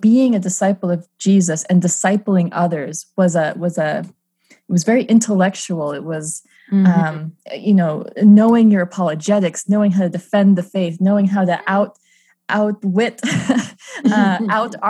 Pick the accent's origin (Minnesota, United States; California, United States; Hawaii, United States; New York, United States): Minnesota, United States; now in Austin, United States; I'm a Midwest gal by heart. I grew up in Minnesota.